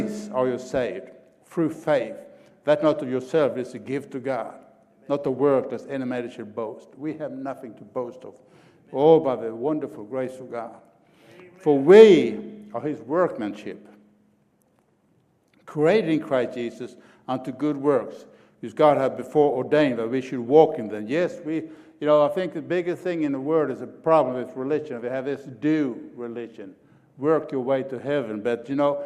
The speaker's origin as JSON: {"language": "English", "country": "Sweden", "moved": "yes", "lives_now": "Oklahoma, United States", "said": "I'm an Okie from Sweden."}